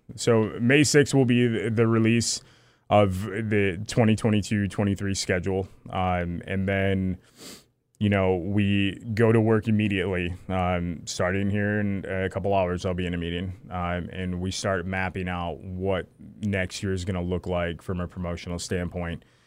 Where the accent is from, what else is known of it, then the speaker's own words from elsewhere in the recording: Lake Huron, Michigan, United States; I grew up on Lake Huron. My, my grandparents had a house, uh, in Harrisville.